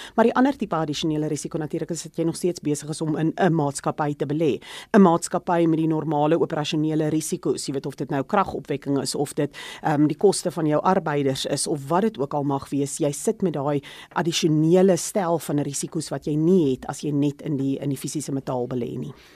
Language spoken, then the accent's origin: Afrikaans; South Africa; as 'n Suid-Afrikaner